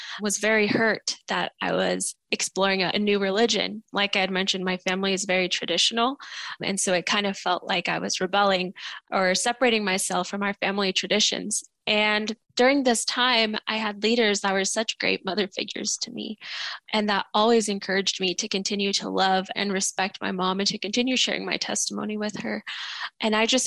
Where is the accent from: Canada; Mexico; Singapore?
Mexico; my family and I were all Catholic. We're from Mexico